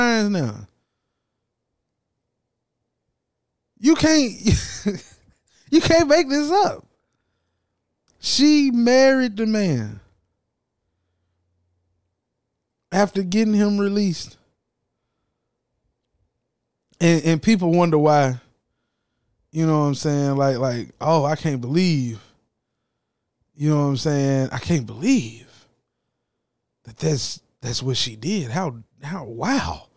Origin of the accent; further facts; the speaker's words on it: the South, United States; I'm from the South.